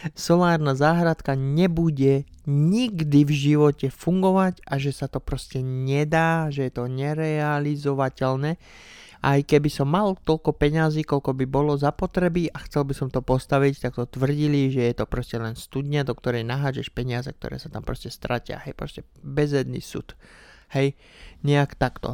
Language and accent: Slovak; Slovakia; doma na Slovensku